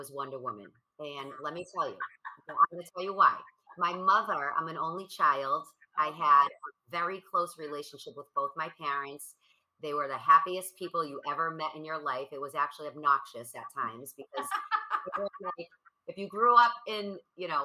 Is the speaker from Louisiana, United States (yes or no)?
no; Boston, Massachusetts, United States; I am from Boston, so it's cold and it's freezing